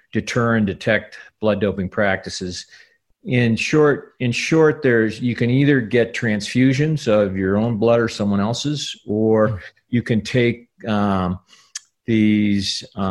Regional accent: outside of Milwaukee, Wisconsin, United States; I grew up outside of Milwaukee

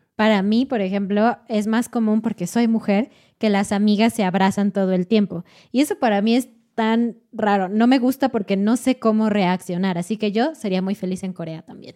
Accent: Mexico; como mexicana

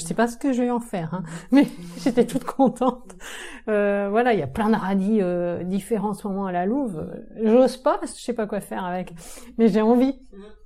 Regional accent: Saint-Brieuc, Brittany, France; je viens de Saint-Brieuc, dans les Côtes d'Armor

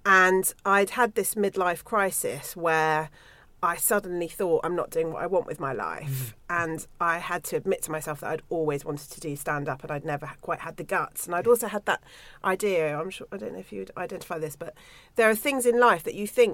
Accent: Somerset, South West England, United Kingdom; moved away; I grew up in Somerset in a very tiny place.

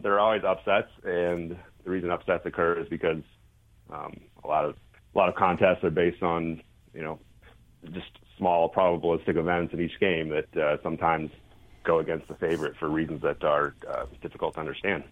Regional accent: East Coast, United States; moved away as an adult; now in Salt Lake City, United States; I grew up on the East Coast, but uh, been out west basically my whole uh, adult life

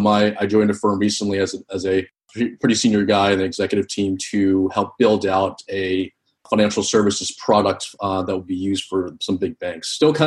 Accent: East Coast, United States; So I am Vietnamese American. I grew up in the East Coast.

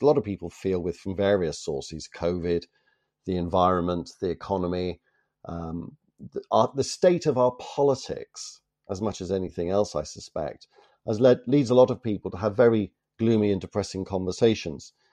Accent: Toronto, Ontario, Canada; from the city of my birth, actually, from Toronto

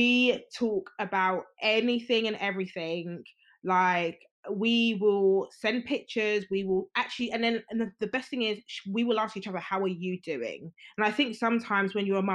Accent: Nigeria; I'm Nigerian. So like, you know, the Yoruba ethnicity and, you know, the Nigerian culture

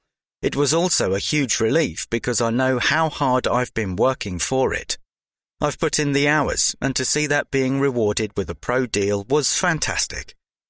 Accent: London, United Kingdom; I'm from the South West London area, and it was my dad who first introduced me to football from a young age.

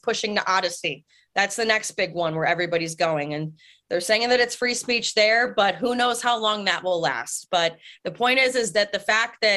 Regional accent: United States; I'm an American and I love my country

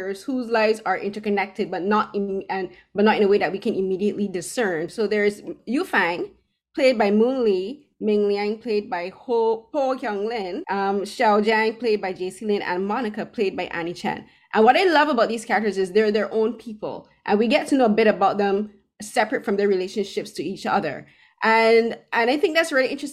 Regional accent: Barbados; now in Toronto, Canada; I'm originally from Barbados, but I live in Toronto now

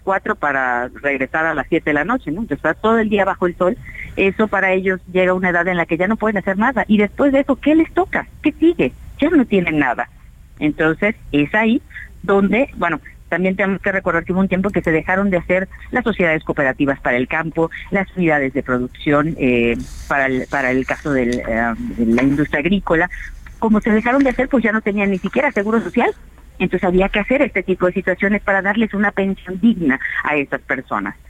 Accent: Yucatán, Mexico; soy de Yucatán, ahí tenemos muchísima población

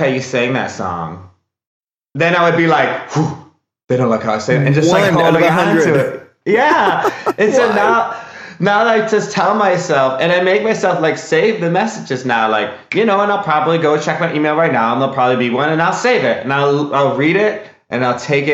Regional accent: Wisconsin, United States; now in California, United States; I grew up in Wisconsin

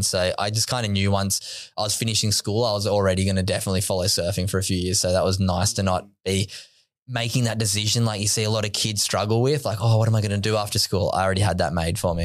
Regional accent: Sydney, New South Wales, Australia; I grew up on Sydney's Northern Beaches, Narrabeen

